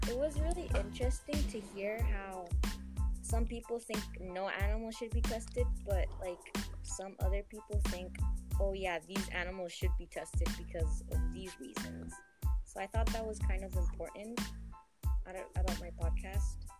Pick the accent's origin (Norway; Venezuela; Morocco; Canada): Venezuela; now in Saudi Arabia; I was born in Venezuela, but uh-huh. now I'm living in Saudi Arabia basically because the conditions in Venezuela are really bad right now